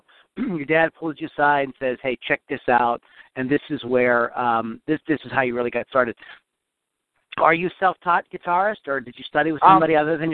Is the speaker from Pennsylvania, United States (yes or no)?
yes; Western Pennsylvania, United States; we're both from the same area.